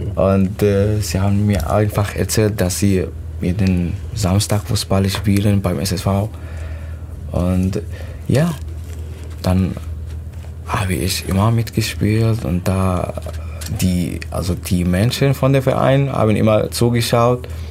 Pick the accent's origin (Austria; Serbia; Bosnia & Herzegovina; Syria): Syria; German is a second language; moved away as an adult; also born or lived in Turkey; now in Germany; ich komme aus Syrien